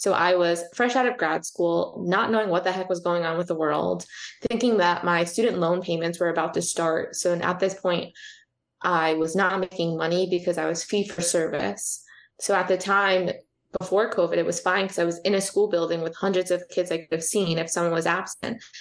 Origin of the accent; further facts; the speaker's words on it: East Coast, United States; moved away as an adult; now in Southern California, United States; I am from the East Coast